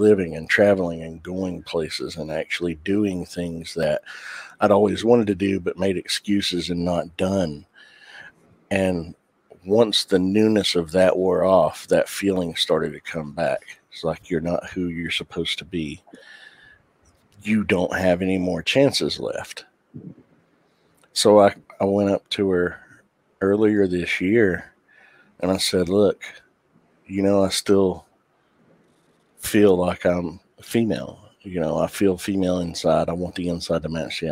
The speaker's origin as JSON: {"language": "English", "area": "the Bible Belt", "region": "the South", "country": "United States", "tie": "born or raised there", "said": "growing up in the Bible Belt"}